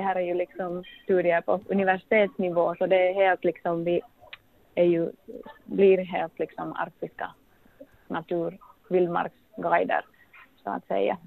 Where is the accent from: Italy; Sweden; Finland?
Finland; moved away as an adult; now in Longyearbyen, Norway; som vi gör hemma i Finland